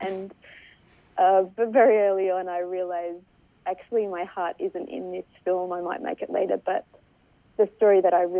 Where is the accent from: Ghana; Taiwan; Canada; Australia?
Australia; I should start by saying that as an Australian Solomon Islander, some of my own heritage and my ancestors are kind of part of that history of blackbirding